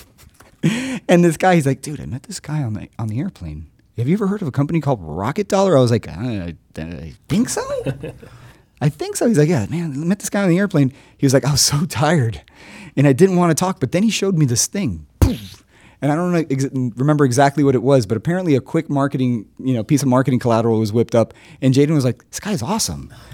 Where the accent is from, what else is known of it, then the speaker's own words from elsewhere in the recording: Miami, Florida, United States; I'm from Miami